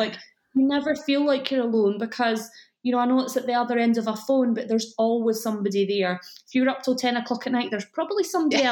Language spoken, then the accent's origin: English; Scotland, United Kingdom; accent: Scottish; you can probably tell from my accent that I live in Scotland